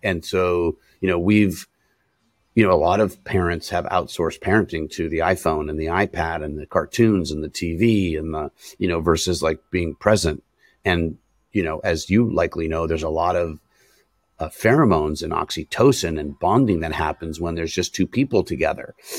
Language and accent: English; San Francisco, California, United States; I'm born and raised in San Francisco, California